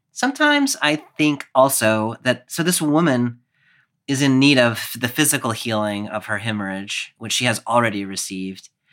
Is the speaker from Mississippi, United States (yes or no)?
no; Clemson, South Carolina, United States; my hometown of Clemson, which is about ten thousand people